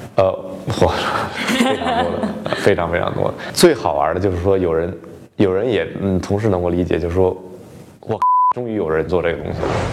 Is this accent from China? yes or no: yes; China; now in United States; 作为一个中国人